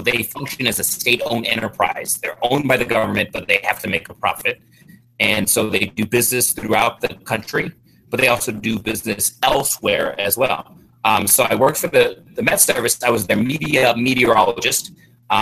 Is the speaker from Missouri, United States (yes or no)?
yes; St. Louis, Missouri, United States; moved away as an adult; also born or lived in Colorado / Texas / New Zealand; I'm a St. Louis native, so this is my hometown